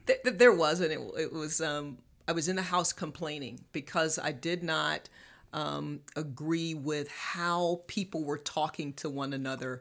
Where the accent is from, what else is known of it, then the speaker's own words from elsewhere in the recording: Morehead City, North Carolina, United States; moved away as an adult; also born or lived in Little Rock, Arkansas; now in Charlotte, United States; I'm from Morehead City, North Carolina, Carolina girl, East Coast girl